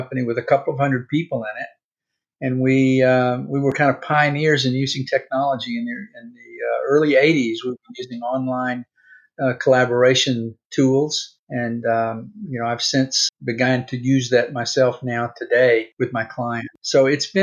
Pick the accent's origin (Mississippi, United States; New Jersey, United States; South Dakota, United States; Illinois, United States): Mississippi, United States; moved away as an adult; also born or lived in California; I grew up in Mississippi in the 50s and 60s during the civil rights era